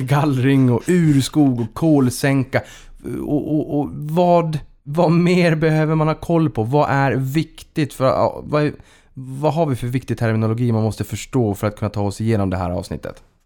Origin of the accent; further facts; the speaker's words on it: Boden, Norrbotten County, Sweden; moved away; Boden där jag kommer ifrån fanns en rulltrappa